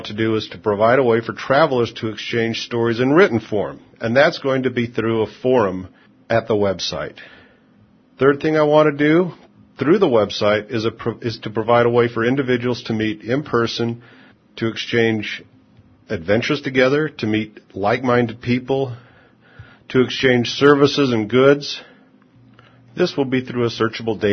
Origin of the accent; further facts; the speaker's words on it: United States; I'm from America, the United States.